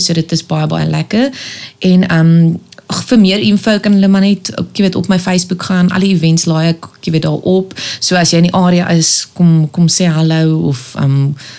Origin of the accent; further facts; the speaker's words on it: Pretoria, Gauteng, South Africa; also born or lived in Kempton Park / Cape Town; Ek het mense van my tyd in Pretoria um, het ons spandeer, maar ek's gebore in Kempton